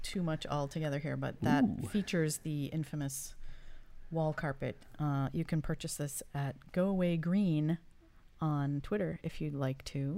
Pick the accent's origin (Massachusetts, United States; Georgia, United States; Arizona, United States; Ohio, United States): Massachusetts, United States; Growing up in Massachusetts